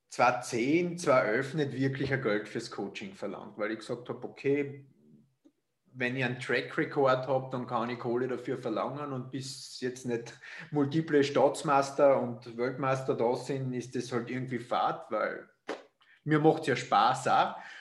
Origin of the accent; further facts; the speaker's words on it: Austria; sagt man bei uns in Österreich